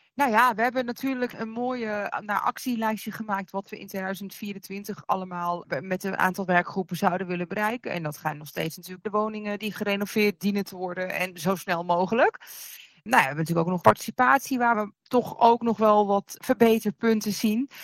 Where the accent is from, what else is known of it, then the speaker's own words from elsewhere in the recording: Amsterdam, North Holland, Netherlands; bovenal dat we Noorderling zijn, zijn we ook Amsterdammer.